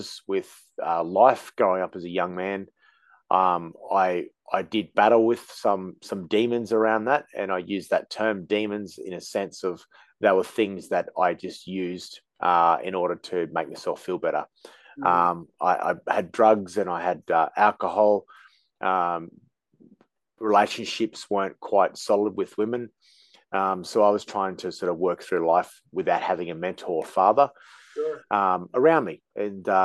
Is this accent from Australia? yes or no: yes; Australia; Being Australian